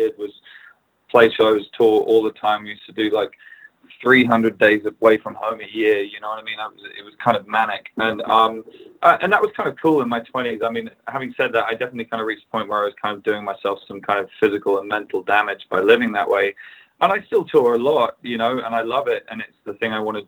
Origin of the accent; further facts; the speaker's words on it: England, United Kingdom; as an English person